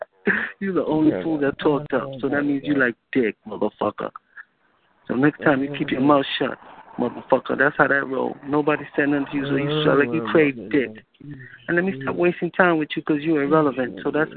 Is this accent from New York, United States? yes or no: yes; New York City, New York, United States; I'm from New York City.